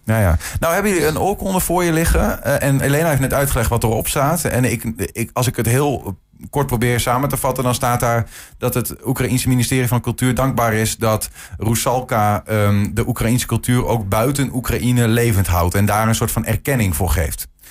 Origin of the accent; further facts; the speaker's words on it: Netherlands; ik ben een, eh, een Nederlander